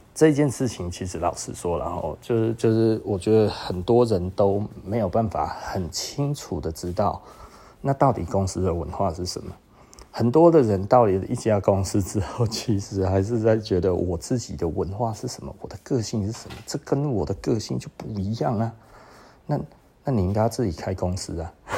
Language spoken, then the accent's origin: Chinese; Taiwan; 我们台湾人